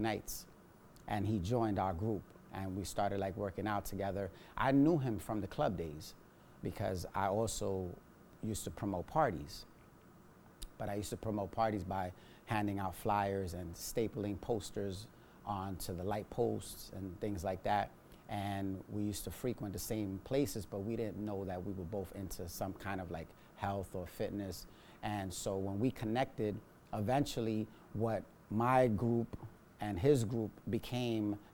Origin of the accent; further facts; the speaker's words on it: New York City, New York, United States; I was born and raised in the Lower East Side, so I'm a New Yorican